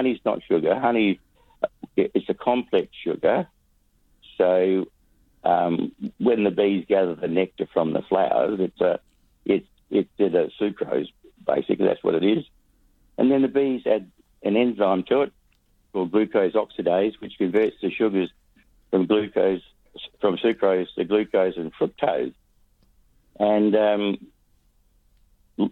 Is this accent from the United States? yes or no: no; Western Australia, Australia; We're West Australian beekeeping.